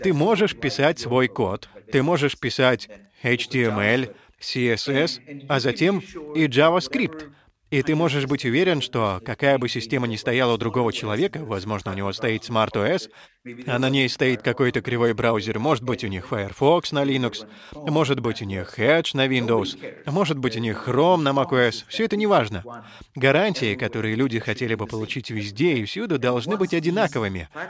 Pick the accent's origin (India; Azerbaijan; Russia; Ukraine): India